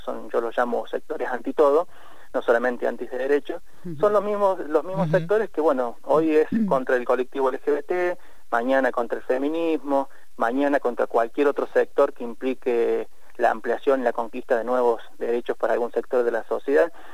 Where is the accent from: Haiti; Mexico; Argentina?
Argentina; como sociedad argentina